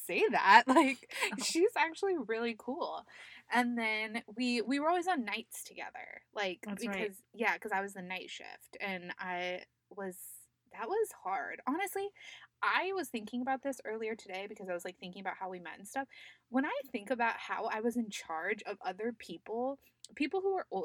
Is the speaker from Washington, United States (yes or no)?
no; Yuma, Arizona, United States; I grew up in Yuma. My parents are Yuma natives.